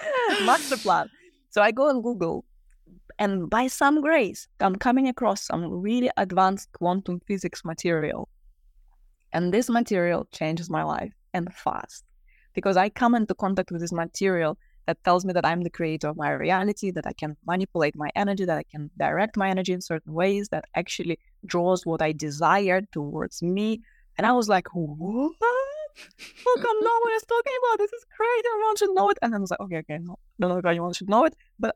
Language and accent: English; Russia; moved away; I grew up in Russia